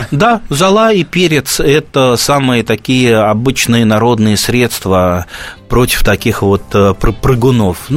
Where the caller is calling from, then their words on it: Khakassia, Russia; Я из Хакасии звоню.